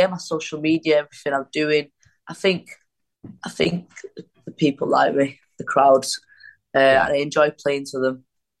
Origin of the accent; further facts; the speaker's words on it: Wigan, North West England, United Kingdom; I'm from Wigan